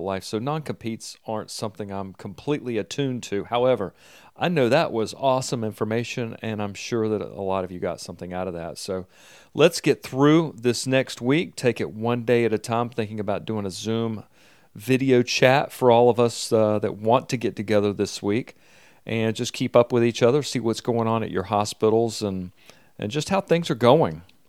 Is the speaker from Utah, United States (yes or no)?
no; Greenville, North Carolina, United States; I'm from Greenville, North Carolina